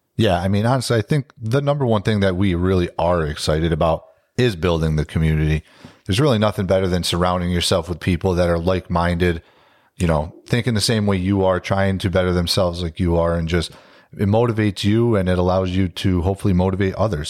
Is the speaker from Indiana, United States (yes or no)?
no; Capital District, New York, United States; born and raised in the Capital District.